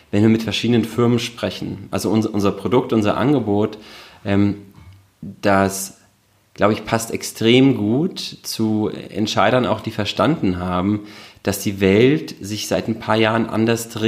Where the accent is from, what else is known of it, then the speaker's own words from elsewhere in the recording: Hamburg, Germany; born there; now in Berlin, Germany; Ich bin in Hamburg geboren